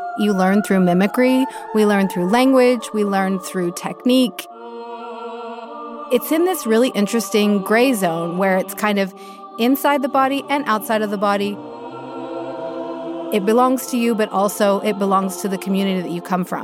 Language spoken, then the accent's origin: English; East Tennessee, United States; I'm from East Tennessee